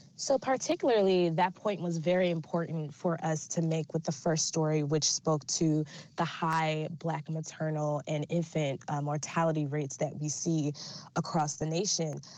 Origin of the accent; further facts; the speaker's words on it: Detroit, Michigan, United States; Detroit, my hometown